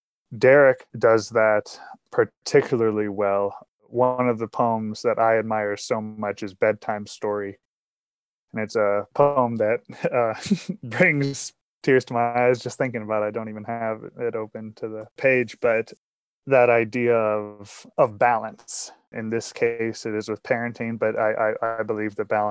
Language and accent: English; Northern Appalachia, Pennsylvania, United States; moved away as an adult; now in Missoula, United States; I've just recently moved here to the West, but I think my heart and my home and likely my art will always remain in those hollows. And so growing up in the East, particularly here in the Northern Fingers of Appalachia